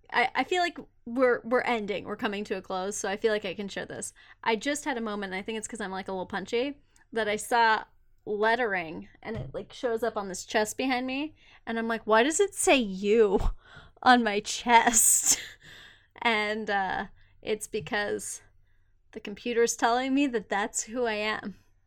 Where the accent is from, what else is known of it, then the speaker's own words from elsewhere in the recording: Montana, United States; Patagonia, bitch. We're from Montana.